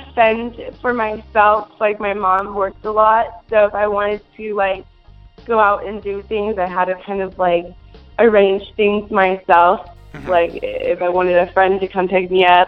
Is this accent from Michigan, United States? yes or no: no; Minnesota, United States; now in California, United States; I'm originally from Minnesota. I was born and raised